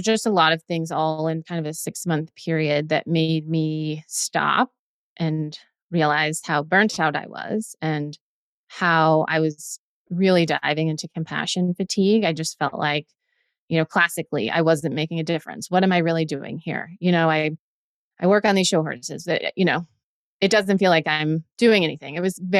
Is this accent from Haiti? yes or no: no; Nevada, United States; moved away as an adult; also born or lived in Pennsylvania / Virginia / New Jersey; I grew up in Nevada